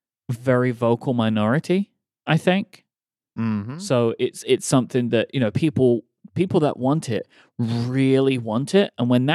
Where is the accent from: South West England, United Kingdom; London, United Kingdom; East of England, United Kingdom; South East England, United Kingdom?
London, United Kingdom; moved away; where I grew up in London